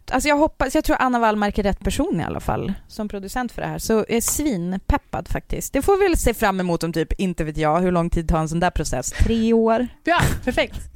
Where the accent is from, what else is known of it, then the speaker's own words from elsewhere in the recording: seventy km south of Hertsånger, Västerbotten County, Sweden; men det är där jag är född och ah, uppvuxen.